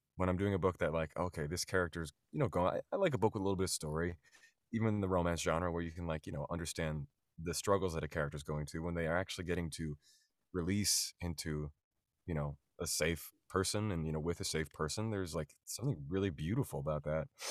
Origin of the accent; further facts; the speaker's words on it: outside of Philadelphia, Pennsylvania, United States; moved away as an adult; now in New York City, United States; I grew up outside of Philadelphia in the suburbs